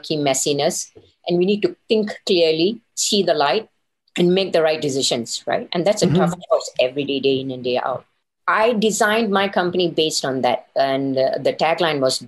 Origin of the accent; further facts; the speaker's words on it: Singapore; moved away as an adult; also born or lived in Elko, Nevada; Coming from Asia, I'm from Singapore